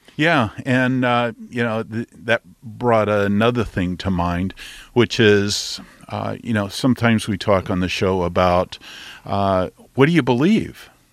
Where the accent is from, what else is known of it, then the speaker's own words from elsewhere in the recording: Texas, United States; I'm a Texan